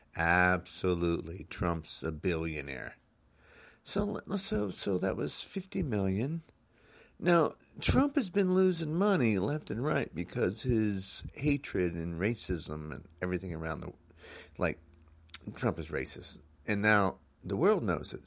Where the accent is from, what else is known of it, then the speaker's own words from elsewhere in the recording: United States; I'm an American citizen